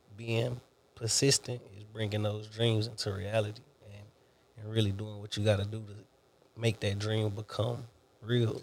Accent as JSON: {"language": "English", "town": "Selma", "country": "United States", "tie": "born or raised there", "also_born_or_lived": "Beaumont, Texas", "moved": "as an adult", "said": "I grew up in Selma"}